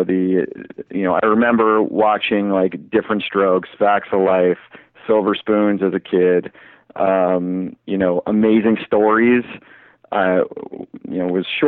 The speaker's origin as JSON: {"language": "English", "town": "Miami", "region": "Florida", "country": "United States", "tie": "born or raised there", "moved": "yes", "said": "I grew up in Miami, Florida"}